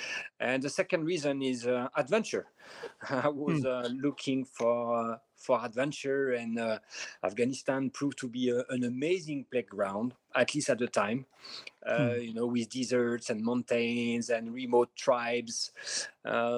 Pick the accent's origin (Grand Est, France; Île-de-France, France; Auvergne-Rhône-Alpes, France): Île-de-France, France; Paris; accent: French; English is a second language; moved away as an adult; now in Amman, Jordan; I'm French. Maybe as you can hear from my accent, I'm from Paris